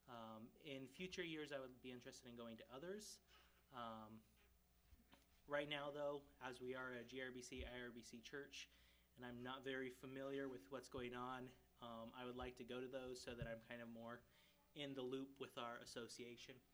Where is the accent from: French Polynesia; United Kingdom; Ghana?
Ghana; So I grew up in Ghana, West Africa. Most of you know that.